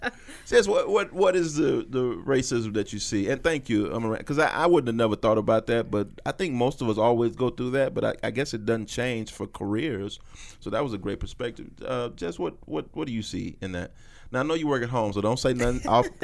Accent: St. Louis, Missouri, United States; Okay, so you give them that look like I'm from St. Louis, so.

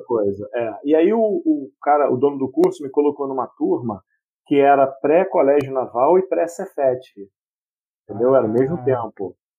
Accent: Queimados, Rio de Janeiro, Brazil; Nascido e criado em Queimados

